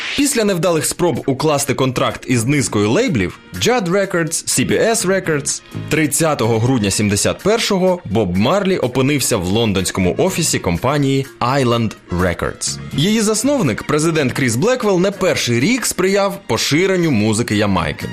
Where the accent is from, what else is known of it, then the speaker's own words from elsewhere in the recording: Ukraine; у нас в Україні